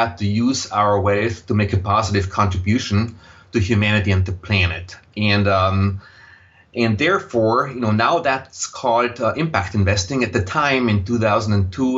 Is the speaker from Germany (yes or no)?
no; Austria; accent: Austrian, German; English is a second language; moved away as an adult; also born or lived in Vienna, Austria / Silicon Valley, United States; now in United States; you will detect a slight accent in my voice, and that accent is Austrian, German. So I grew up in Austria